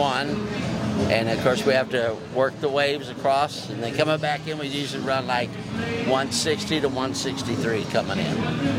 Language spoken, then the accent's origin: English; St. Louis, Missouri, United States; from St. Louis.